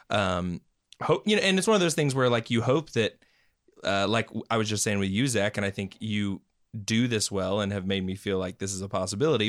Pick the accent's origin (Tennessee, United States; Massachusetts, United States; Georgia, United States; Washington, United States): Tennessee, United States; Knoxville; also born or lived in Maryville; I was uh, born and raised in Knoxville